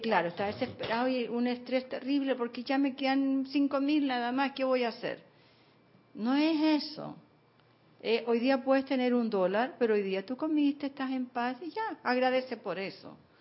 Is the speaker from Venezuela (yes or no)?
no; Chile; moved away as an adult; now in Panama; cuando yo me vine de Chile